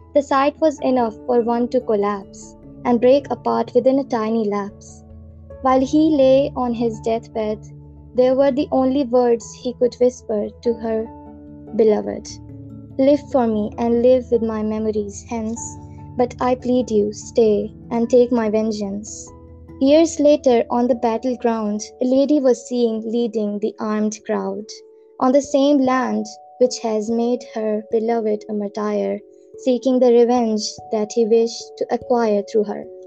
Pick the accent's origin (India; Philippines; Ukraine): India; I am from India